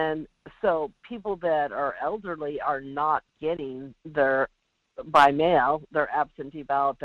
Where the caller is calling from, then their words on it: Alaska, United States; The Kenai Peninsula.